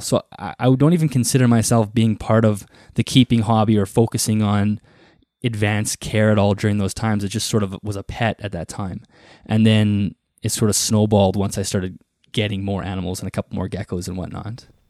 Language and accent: English; Manitoba, Canada; I grew up, you know, sort of on a farm in Canada. I'm from Canada, for those who don't know, in the province of Manitoba, and I live in the prairies.